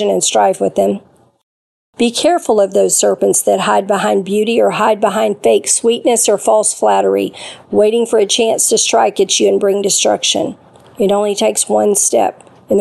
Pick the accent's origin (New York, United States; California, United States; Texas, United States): Texas, United States; Northeast; now in Arkansas, United States; When I was 12 or 13 years old, growing up in Northeast Texas